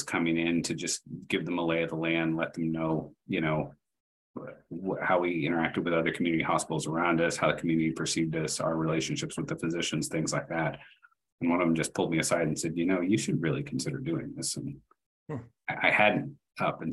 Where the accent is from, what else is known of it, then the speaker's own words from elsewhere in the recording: Austin, Texas, United States; moved away; I'm originally from Austin, Texas